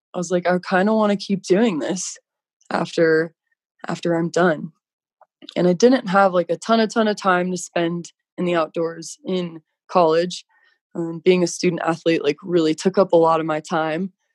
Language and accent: English; Colorado, United States; moved away as an adult; now in Park City, United States; I grew up in Colorado and I thought Colorado was pretty spectacular